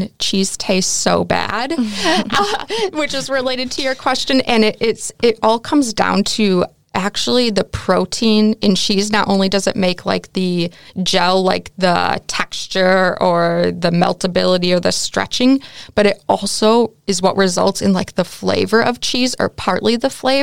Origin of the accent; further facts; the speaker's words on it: United States; moved away as an adult; now in Netherlands; as an American